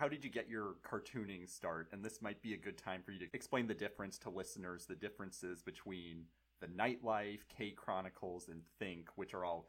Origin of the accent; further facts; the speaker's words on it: Marin, California, United States; I'm from Marin